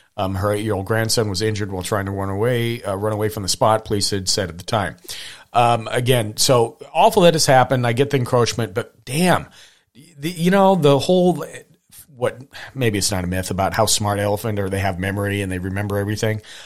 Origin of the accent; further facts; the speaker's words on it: Hamilton, Montana, United States; growing up in Montana